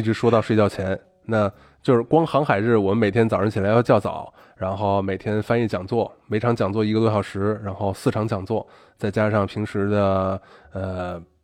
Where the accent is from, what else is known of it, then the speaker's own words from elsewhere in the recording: China; moved away as an adult; now in Argentina; 咱国内吃晚饭不得五点六点嘛